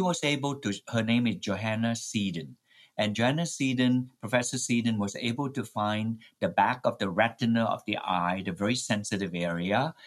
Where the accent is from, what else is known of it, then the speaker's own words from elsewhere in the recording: Malaysia; moved away; My native home is in Malaysia